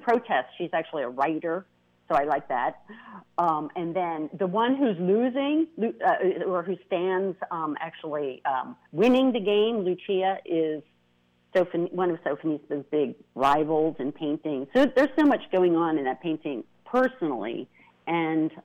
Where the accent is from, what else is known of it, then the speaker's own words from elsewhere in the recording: United States; as an American to discover my roots